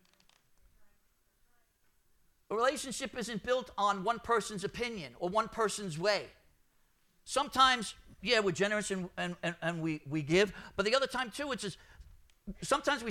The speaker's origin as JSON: {"language": "English", "town": "New York City", "region": "New York", "country": "United States", "tie": "born or raised there", "said": "I'm Brooklyn, born and bred"}